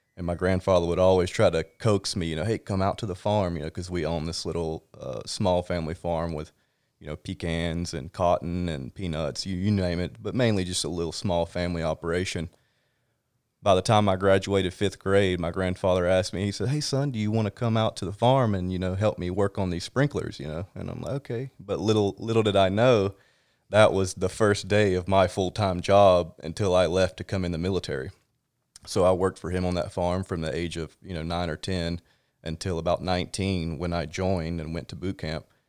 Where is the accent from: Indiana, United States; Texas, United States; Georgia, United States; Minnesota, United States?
Georgia, United States; South; moved away as an adult; also born or lived in Jacksonville, Florida; now in California, United States; I grew up in South Georgia